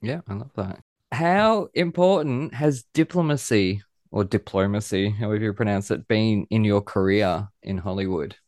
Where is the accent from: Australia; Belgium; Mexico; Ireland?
Australia; I'm proud Australian